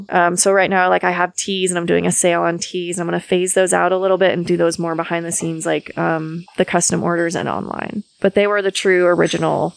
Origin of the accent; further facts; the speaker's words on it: Maine, United States; moved away as an adult; I'm from Maine and I moved here about 10 years ago.